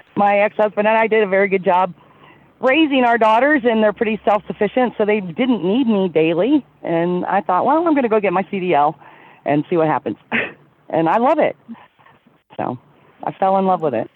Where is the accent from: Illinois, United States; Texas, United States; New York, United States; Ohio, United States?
Ohio, United States; Columbus; now in Colorado Springs, United States; I grew up uh, just outside of Columbus, Ohio